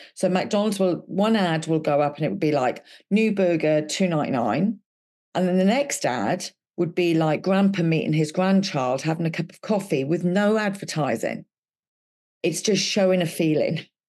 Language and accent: English; Wales, United Kingdom; I'm Welsh